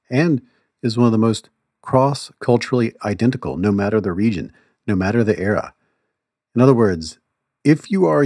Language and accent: English; Mississippi, United States; I grew up in the Deep South, I grew up in Mississippi